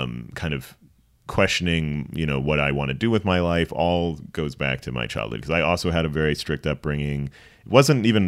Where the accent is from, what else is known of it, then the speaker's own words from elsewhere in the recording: Princeton, New Jersey, United States; I was born in Princeton, New Jersey